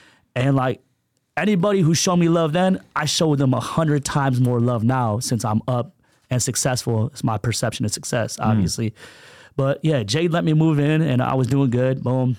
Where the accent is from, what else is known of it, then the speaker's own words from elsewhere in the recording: Michigan, United States; also born or lived in California; Well, I was born in Michigan, Motor City. The first week I was born, my mom left my dad and came out to California.